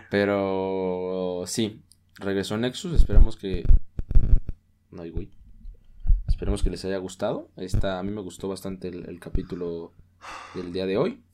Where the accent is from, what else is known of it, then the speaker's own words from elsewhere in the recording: Oaxaca, Mexico; como mexicanos, Dargo, siempre hemos crecido con la cultura mexicana, la tradición mexicana. En Oaxaca